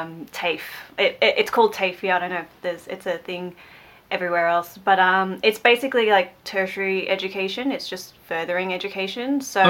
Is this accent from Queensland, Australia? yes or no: no; Melbourne, Victoria, Australia; I am from Melbourne in Australia.